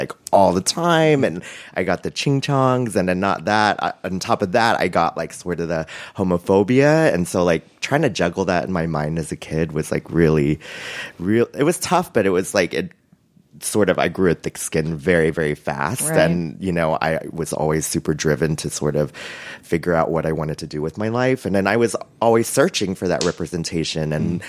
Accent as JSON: {"language": "English", "town": "Houston", "region": "Texas", "country": "United States", "tie": "born or raised there", "said": "I grew up in Houston, and, you know, it's very heavily Vietnamese. So I got a little bit of that because we grew up Catholic in a very Vietnamese area, but my school was heavily Latino and Mexican."}